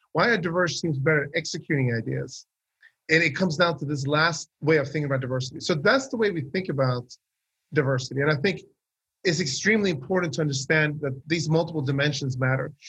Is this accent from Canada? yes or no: no; Sweden; I grew up in Sweden.